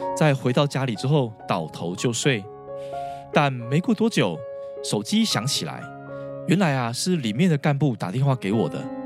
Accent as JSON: {"language": "Chinese", "country": "Taiwan", "tie": "born or raised there", "said": "其实我也是在台湾的传统教育长大的孩子"}